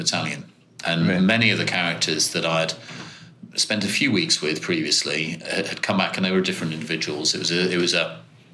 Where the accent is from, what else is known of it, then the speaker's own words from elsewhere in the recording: Birmingham, West Midlands, United Kingdom; I grew up in Birmingham, schooled in Birmingham